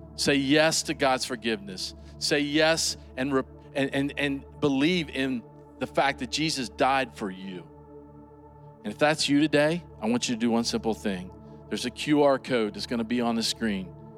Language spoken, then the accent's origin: English; United States; I grew up right here in Washington County. This is home